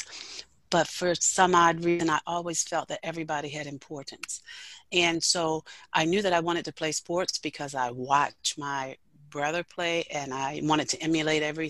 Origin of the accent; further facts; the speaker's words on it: Snow Hill, Maryland, United States; I grew up in Snow Hill, Maryland